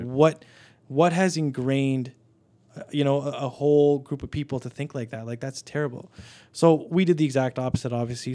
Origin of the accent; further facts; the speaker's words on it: Canada; I'm Canadian born here